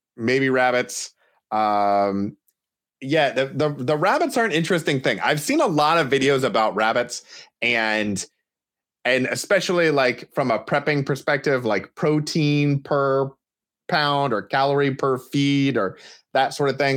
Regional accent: Portland, Oregon, United States; as someone from the Portland area who enjoys, or doesn't enjoy, but has learned to live with massive amounts of rain

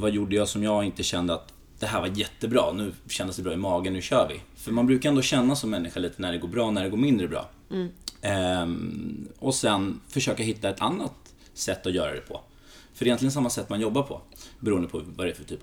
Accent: Greece; now in Sweden; som grek så, det är de två sporterna, det är fotboll och basket som är stora i Grekland. Eh, så jag körde i diverse landslag här i Sverige

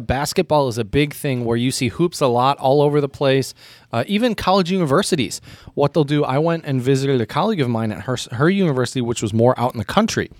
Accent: United States; as an American

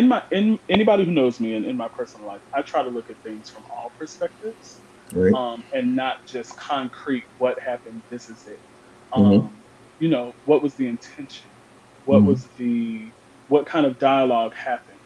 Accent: Chicago, Illinois, United States; I'm from Chicago, Illinois.

